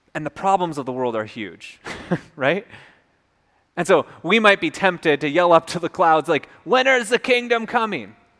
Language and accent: English; Minnesota, United States; moved away; also born or lived in North Carolina; I'm from Minnesota